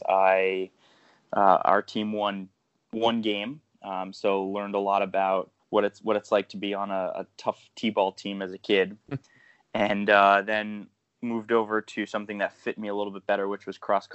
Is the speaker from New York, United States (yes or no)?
yes; Eastchester, New York, United States; I grew up in the town of Eastchester, which is about 30 minutes outside of New York City.